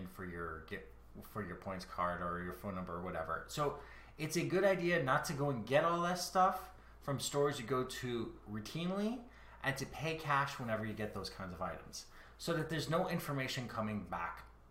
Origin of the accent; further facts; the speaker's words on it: Canada; I am Canadian.